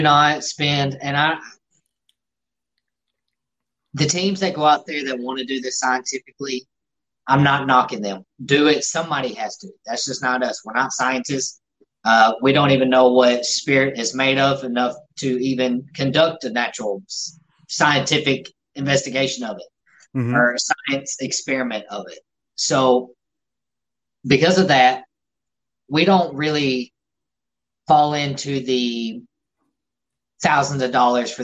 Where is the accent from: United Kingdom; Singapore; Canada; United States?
United States; the South; We're from the South